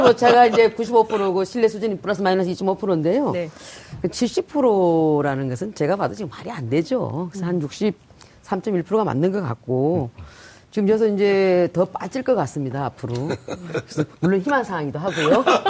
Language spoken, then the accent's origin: Korean; Sangju, North Gyeongsang, South Korea; moved away; 경북 상주입니다.